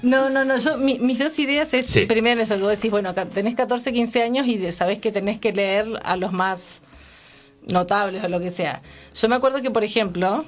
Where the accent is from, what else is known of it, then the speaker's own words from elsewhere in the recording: Senillosa, Neuquén, Argentina; also born or lived in San Juan, Argentina; pero después vivimos mucho tiempo en Cenillosa